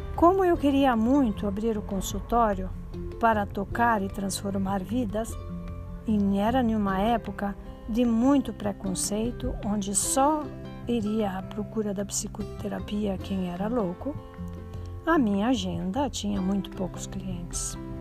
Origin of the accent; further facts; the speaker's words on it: Santa Helena, Paraná, Brazil; Nasci em Santa Helena, interior do Paraná